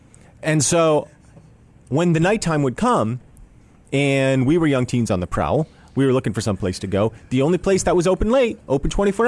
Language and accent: English; New Jersey, United States; When I was growing up in New Jersey.